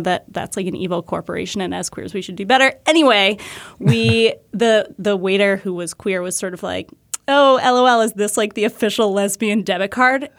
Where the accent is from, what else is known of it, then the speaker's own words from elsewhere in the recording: New Hampshire, United States; I grew up in New Hampshire